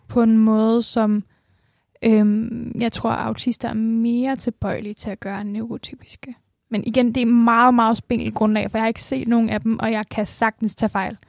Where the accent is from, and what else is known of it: Denmark